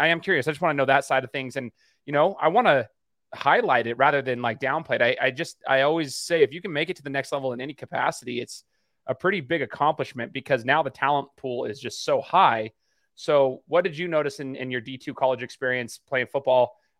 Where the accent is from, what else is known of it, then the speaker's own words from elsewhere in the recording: Idaho, United States; I'm from Idaho, Mark